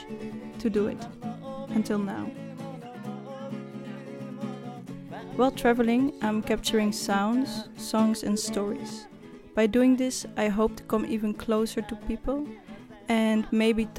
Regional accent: Netherlands; I'm from Holland

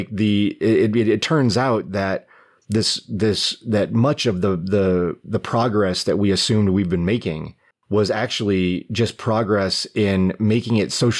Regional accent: Brockport, New York, United States; I grew up in Brockport, slightly up and to the west

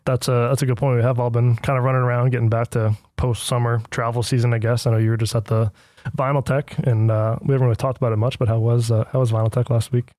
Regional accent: United States; being American

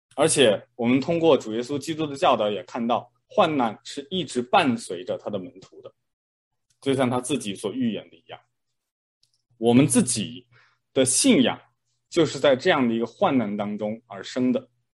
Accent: China; moved away; 我小时候在国内的时候呢

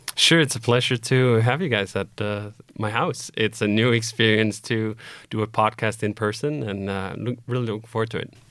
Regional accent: Copenhagen, Capital Region of Denmark, Denmark; moved away as an adult; I was born in Copenhagen, Denmark, and I lived there until I was twenty-five

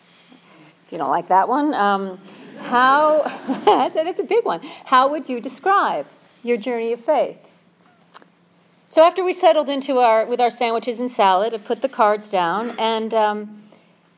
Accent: Minnesota, United States; moved away; I'm from Minnesota

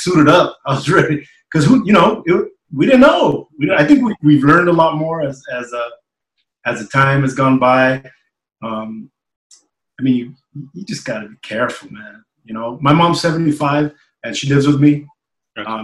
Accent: Bell Gardens, California, United States; also born or lived in Charter Oak, California; I grew up in the city of Bell Gardens, which they're neighboring little towns in Southeast LA.

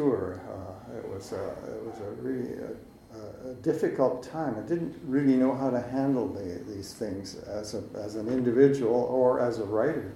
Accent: West Coast, British Columbia, Canada; also born or lived in Montreal; growing up on the West Coast

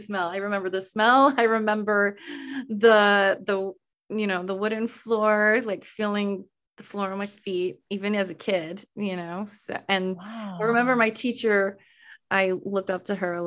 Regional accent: Weatherford, Texas, United States; moved away as an adult; I grew up in Weatherford, Texas

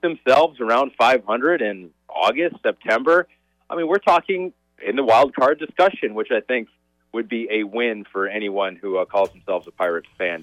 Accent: Michigan, United States; moved away; I grew up in Michigan

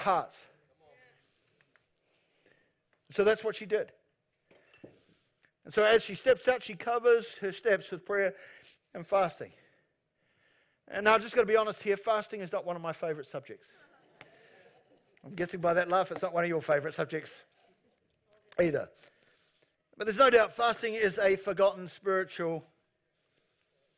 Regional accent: New Zealand; I'm a Kiwi

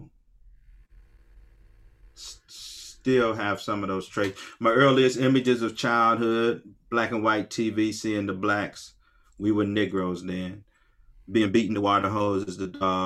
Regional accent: Akron, Ohio, United States; Born in 1958, like I say, on West Akron, on Store Avenue between Lawton and Slauson, all right? All black neighborhood

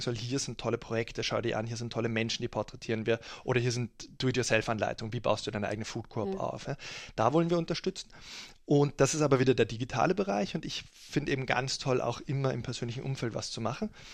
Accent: Germany; now in Austria; als Deutscher die deutsche Politik, weil ich jetzt seit langer Zeit in Österreich lebe

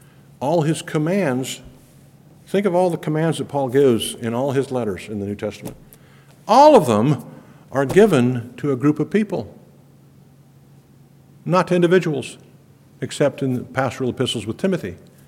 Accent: Ecuador; Most of you know I grew up in Ecuador, South America, as a missionary kid.

